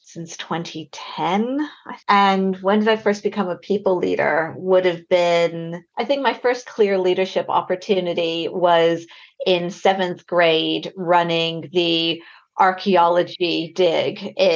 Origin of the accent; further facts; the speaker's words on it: Albuquerque, New Mexico, United States; moved away as an adult; now in United Kingdom; I am originally from Albuquerque, New Mexico, which you might be able to hear in my accent. Came over to the UK straight after university in about 2000.